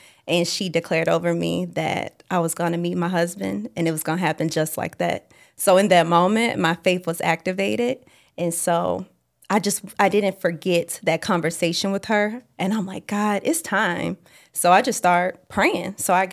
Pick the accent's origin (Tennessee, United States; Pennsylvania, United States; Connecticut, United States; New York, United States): Tennessee, United States; Memphis; I was staying in Memphis, Tennessee. That's my hometown